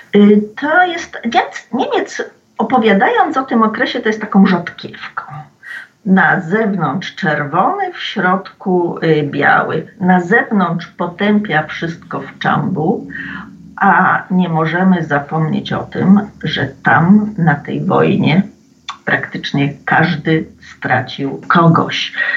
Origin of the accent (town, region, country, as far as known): Poland